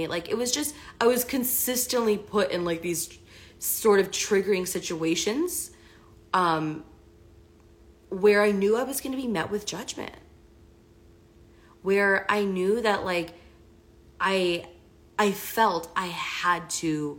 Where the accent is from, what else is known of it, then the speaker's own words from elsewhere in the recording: Washington, District of Columbia, United States; I'm from the East Coast, from the DC area.